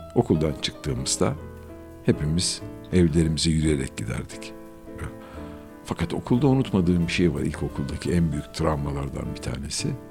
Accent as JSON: {"language": "Turkish", "region": "Istanbul", "country": "Turkey", "tie": "born or raised there", "said": "İstanbul'da doğdum ben. Gayrettepe'de oturuyorduk."}